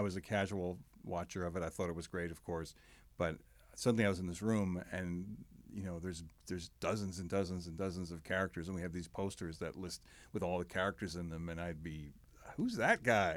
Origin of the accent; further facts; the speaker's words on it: United States; I grew up in the New York, New Jersey area, hence my Mets fandom